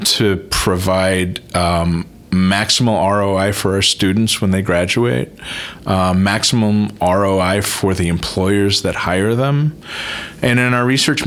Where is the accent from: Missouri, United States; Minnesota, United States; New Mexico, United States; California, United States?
New Mexico, United States; Santa Fe; I grew up in Santa Fe, New Mexico